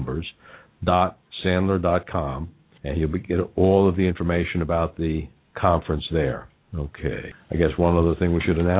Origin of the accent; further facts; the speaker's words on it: New York, United States; accent: New York; now in Cincinnati, United States; I went to school with a lot of people named Kennedy in New York.